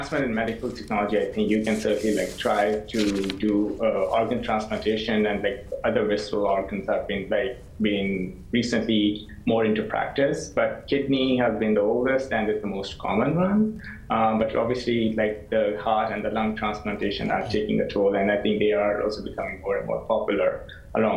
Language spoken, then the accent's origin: English; Pakistan; moved away as an adult; also born or lived in New Haven, Connecticut / Nebraska / San Francisco, California; now in Sioux Falls, United States; I'm originally from Pakistan